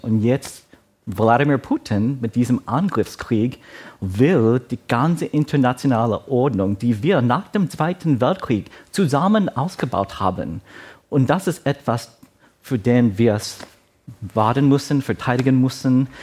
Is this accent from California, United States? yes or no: no; New York, United States; first language Shanghainese; German is a second language; moved away as an adult; also born or lived in Taiwan / Azores, Portugal; als New Yorker, wo ich geboren und aufgewachsen war